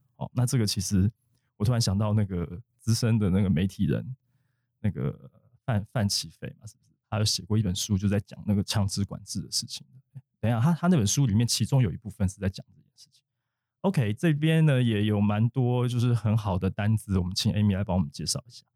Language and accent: Chinese; Taiwan; accent: Taiwanese accent; 身为一个台湾人，就是有点腔